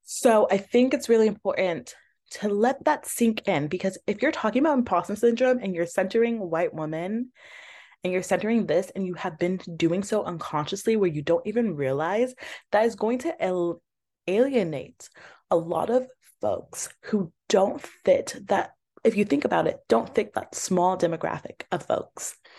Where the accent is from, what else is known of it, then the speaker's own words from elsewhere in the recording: Georgia, United States; I'm from Georgia as well